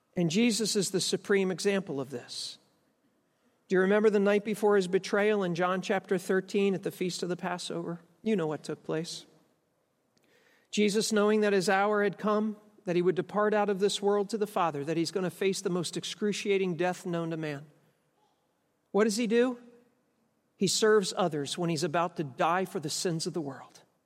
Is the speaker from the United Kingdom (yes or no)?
no; United States; I'm an American